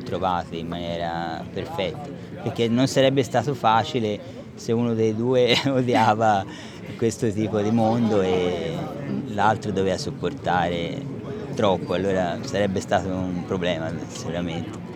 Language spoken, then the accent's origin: Italian; Florence, Tuscany, Italy; mi associano al PIT perché sono di Firenze